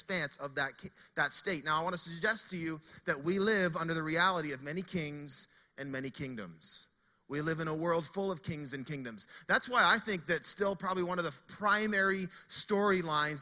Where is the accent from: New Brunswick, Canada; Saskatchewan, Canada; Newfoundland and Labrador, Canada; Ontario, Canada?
New Brunswick, Canada; Fredericton; moved away as an adult; now in Saint John, Canada